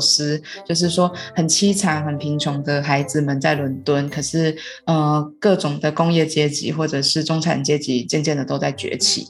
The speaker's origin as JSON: {"language": "Chinese", "country": "Taiwan", "also_born_or_lived": "London", "moved": "as an adult", "said": "然后也让他们知道我们的文化，对，就是像是呃台湾人啊"}